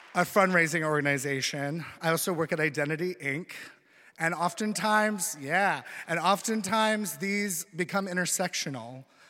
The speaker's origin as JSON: {"language": "English", "region": "Vermont", "country": "United States", "tie": "born or raised there", "also_born_or_lived": "Philadelphia", "moved": "yes", "said": "growing up in Vermont, you're around a lot of apples."}